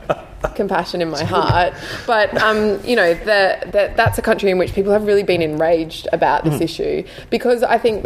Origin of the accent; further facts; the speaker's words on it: Queensland, Australia; I'm from Queensland